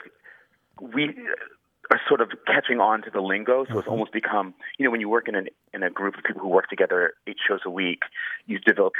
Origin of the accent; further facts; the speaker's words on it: New England, United States; I'm from New England, and I didn't really use that word in that way.